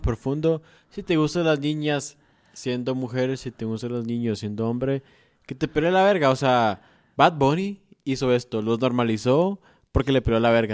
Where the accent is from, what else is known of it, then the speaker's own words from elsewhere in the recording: Guatemala; nosotros como guatemaltecos